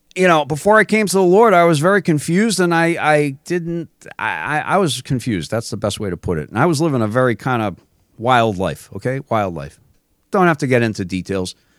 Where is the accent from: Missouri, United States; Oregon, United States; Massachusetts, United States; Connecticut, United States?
Massachusetts, United States; I grew up in Massachusetts